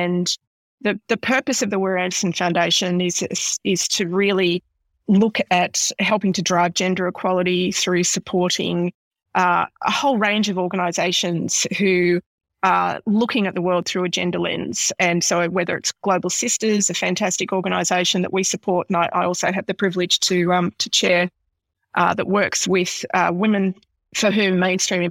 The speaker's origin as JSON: {"language": "English", "town": "Horsham", "region": "Victoria", "country": "Australia", "tie": "born or raised there", "said": "growing up in Horsham in the 70s"}